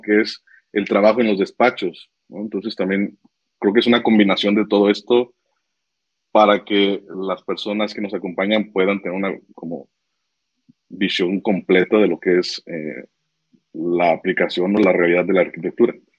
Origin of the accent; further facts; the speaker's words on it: Tepic, Nayarit, Mexico; now in Guadalajara, Mexico; Yo soy de Tepic, de Nayarit